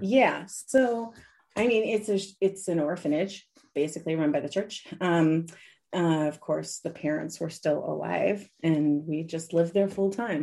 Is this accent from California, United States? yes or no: no; Washington, District of Columbia, United States; now in Austria; I was born in Washington, D.C., but I was almost, I was almost born in Brazil two weeks earlier